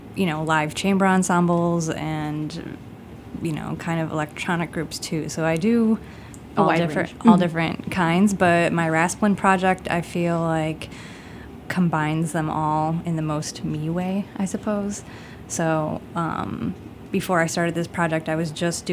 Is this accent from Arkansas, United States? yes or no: no; Chicago, Illinois, United States; I grew up in Beverly, which is, I grew up on like 93rd and Western